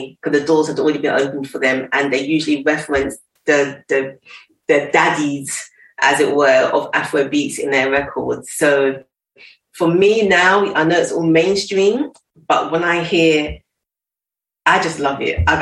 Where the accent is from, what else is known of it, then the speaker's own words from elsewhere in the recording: London, United Kingdom; I'm school in East London